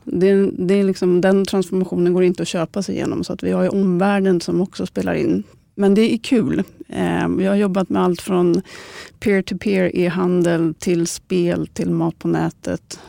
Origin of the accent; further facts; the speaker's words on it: Stockholm, Stockholm County, Sweden; är född och uppvuxen i Stockholm och har bott i mer än 30 år innanför tullarna